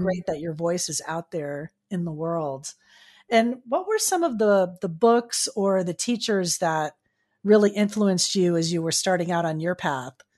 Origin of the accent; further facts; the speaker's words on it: South Florida, United States; I'm from South Florida, so I was in Miami walking around at the time